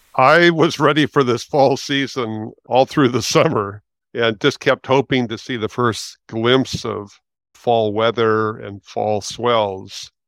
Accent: Los Angeles, California, United States; moved away as an adult; also born or lived in Santa Cruz; now in San Francisco, United States; I'm 70 years old, and I grew up in West Los Angeles

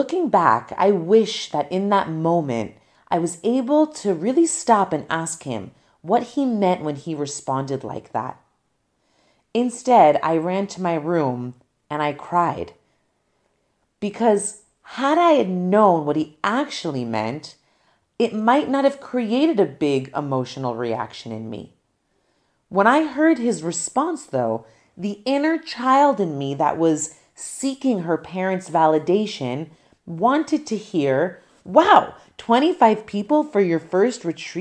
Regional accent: New Jersey, United States; When I returned to my hometown in New Jersey

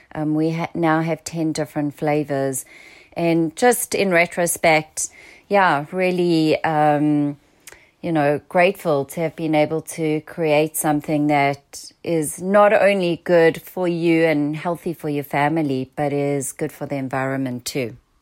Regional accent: South Africa; accent: South African; now in San Diego, United States; my South African accent

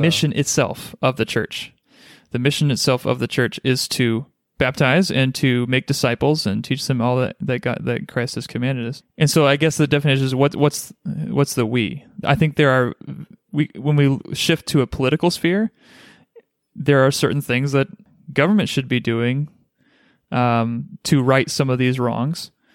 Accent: United States; born or raised there

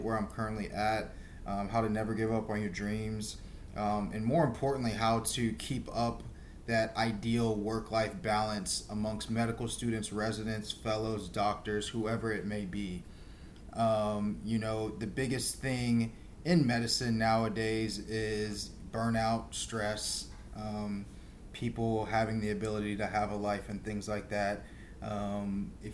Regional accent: Houston, Texas, United States; I'm from Houston, Texas

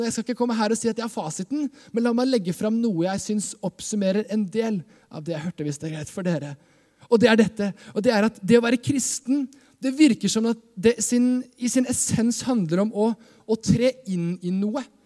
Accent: Skien, Vestfold og Telemark, Norway; jeg kommer fra Skien. Eh, Skien misjonskirke også er liksom kirka jeg vokste opp

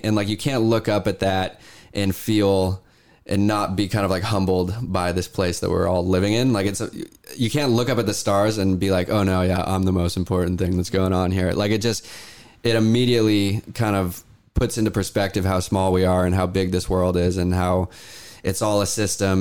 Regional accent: Issaquah, Washington, United States; we're in Washington and this is where I grew up. I grew up in Issaquah

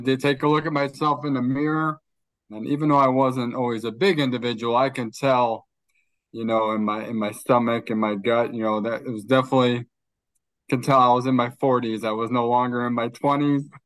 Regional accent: Chicago, Illinois, United States; also born or lived in New Jersey; I was born in New Jersey. I've spent most of my life in Chicago

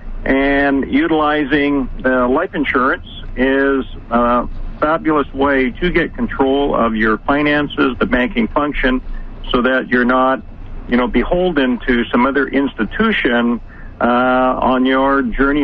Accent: Canada; moved away as an adult; also born or lived in United States; I'm Canadian as well, but then moved to the United States

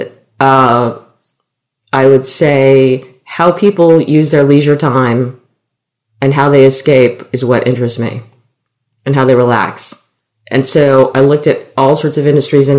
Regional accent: Silicon Valley, California, United States; moved away as an adult; I grew up in Silicon Valley

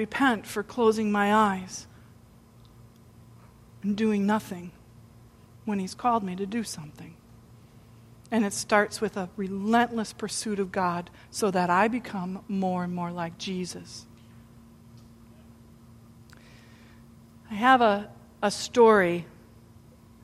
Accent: United States; we're from the United States

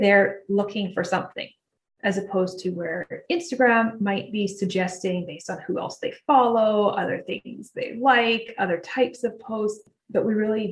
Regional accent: Canada; I'm Canadian

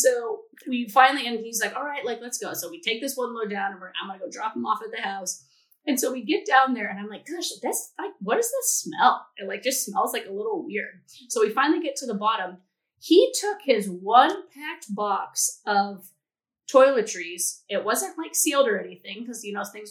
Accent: California, United States; I'm from California where it's always in a drought

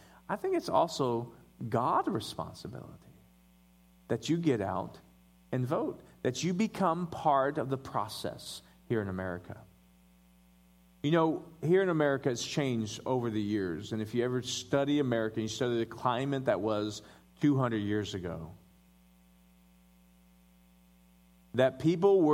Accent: Denver, Colorado, United States; I was born in Denver, Colorado.

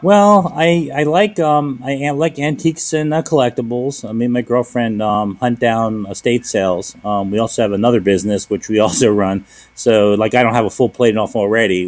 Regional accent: Philadelphia, Pennsylvania, United States; moved away; I'm born and raised in Philadelphia

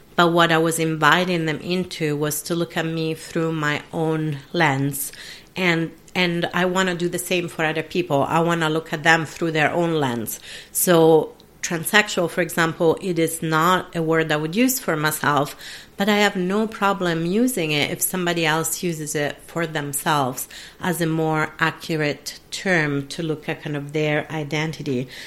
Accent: Italy; first language Italian; English is a second language; moved away as an adult; I was brought up in an Italian speaking dominant country

